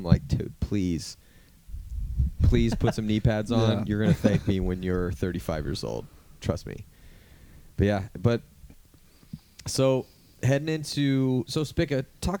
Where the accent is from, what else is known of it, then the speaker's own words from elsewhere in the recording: California, United States; And then growing up in California, I mean, you lucky assholes over there on the East Coast got the nice grass and it rains all the time, so it's all green. It's like we live in the desert out here.